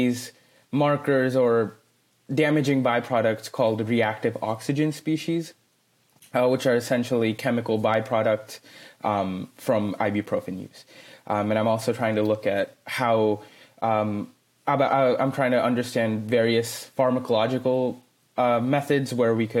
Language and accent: English; Fremont, California, United States; now in Sacramento, United States; I mainly grew up in Fremont, California, which is a town in the California Bay Area, not far from San Jose